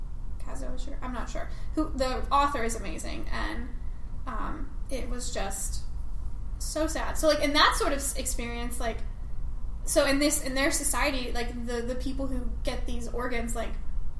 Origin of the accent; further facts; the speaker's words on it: Cincinnati, Ohio, United States; moved away; I'm from Cincinnati, Ohio, originally.